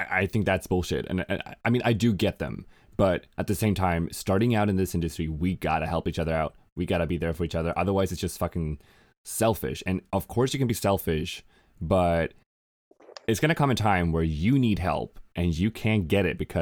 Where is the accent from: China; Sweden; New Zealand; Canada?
Sweden; moved away as an adult; also born or lived in Los Angeles, United States; I moved back to Sweden from Los Angeles